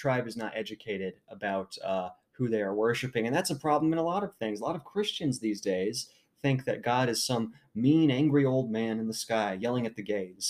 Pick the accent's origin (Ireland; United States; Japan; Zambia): United States